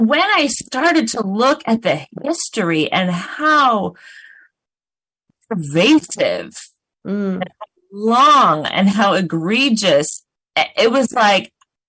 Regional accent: Oregon, United States; born there; moved away; also born or lived in Minneapolis / Chicago / New Jersey; I was born here in Oregon. I have family who've been in Oregon for generations, but I moved away for most of my life, and I lived in places like Minneapolis and Chicago and New Jersey

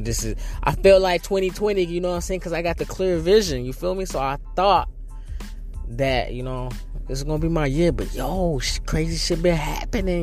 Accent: North Carolina, United States; now in New York City, United States; I'm originally from North Carolina, so I'm not risking going leaving the Big Apple to go back to my little small town

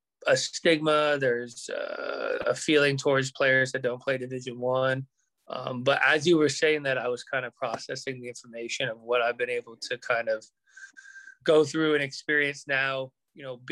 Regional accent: Southern California, United States; growing up in Southern California

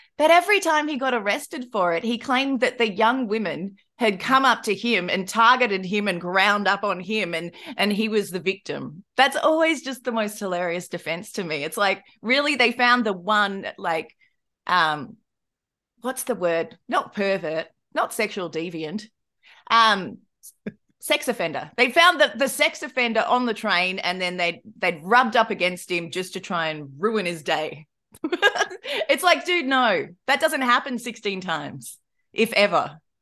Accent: Australia; I'm Australian.

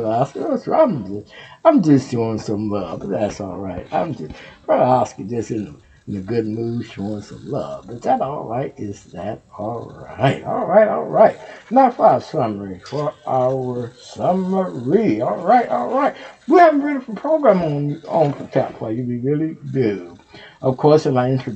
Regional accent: Texas, United States; Houston, Texas. That's my home state.

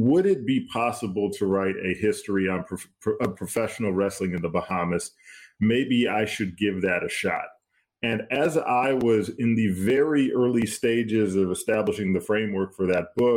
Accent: Detroit, Michigan, United States; I'm from Detroit

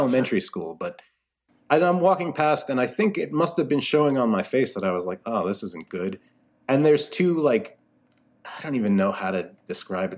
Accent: New York City, New York, United States; moved away as an adult; now in Connecticut, United States; I grew up in Brooklyn.

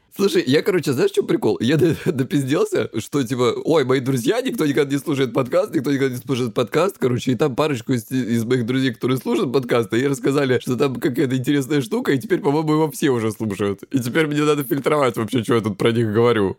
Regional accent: Krasnodar Krai, Russia; я лысый и я с Кубани

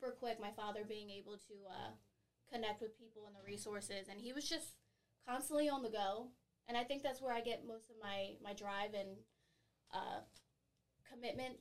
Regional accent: Philadelphia, Pennsylvania, United States; also born or lived in San Bernardino, California / Long Beach, California / Fontana, California / Massachusetts; I grew up in South Philly

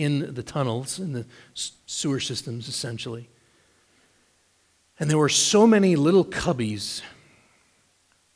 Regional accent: United States; As American Christians

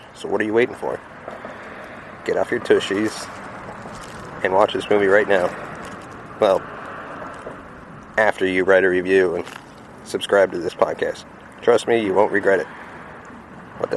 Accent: Texas, United States; I'm a Texan myself

